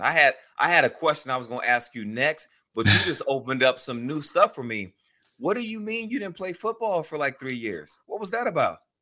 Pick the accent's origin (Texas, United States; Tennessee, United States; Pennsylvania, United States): Texas, United States; Houston; I grew up in Houston, Texas, okay. on the southwest part of the city